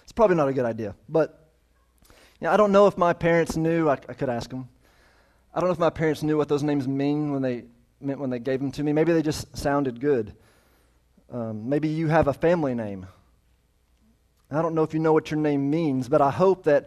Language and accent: English; United States; I'm an American